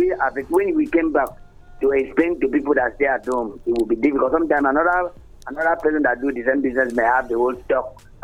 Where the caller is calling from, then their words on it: Oyo, Nigeria; I'm calling from Oyo.